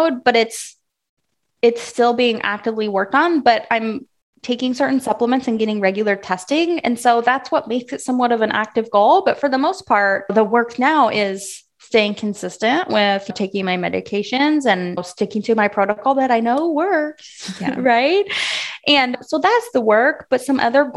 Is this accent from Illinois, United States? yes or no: yes; Southern Illinois, United States; I'm from Illinois, Southern Illinois, and I grew up being the cutest little rodeo girl you ever did see.